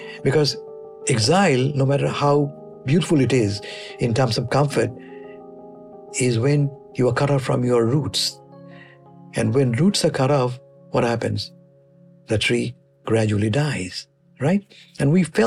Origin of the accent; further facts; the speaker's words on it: Bangladesh; moved away as an adult; also born or lived in Russia; now in United States; I'm from Bangladesh.